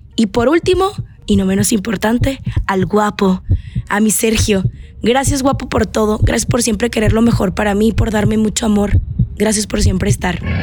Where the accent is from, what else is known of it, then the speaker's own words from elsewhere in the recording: Navojoa, Sonora, Mexico; soy sonorense, orgullosamente de Navojoa, Sonora